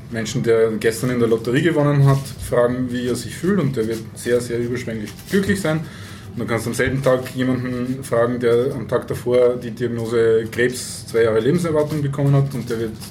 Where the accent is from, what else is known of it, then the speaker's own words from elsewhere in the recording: Vienna, Austria; Aber was natürlich auch für, für uns als, als Wiener ein bisschen ein Problem ist